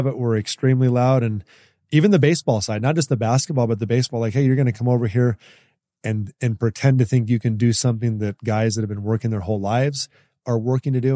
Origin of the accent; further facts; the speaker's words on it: Ashland, Oregon, United States; I grew up in Oregon